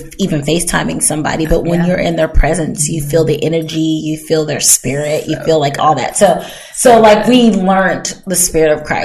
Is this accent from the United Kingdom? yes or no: no; Hawaii, United States; moved away; also born or lived in Germany; I grew up in Hawaii, was born in Germany. Didn't really remember Germany, but Hawaii, like, it was, but Hawaii was America still.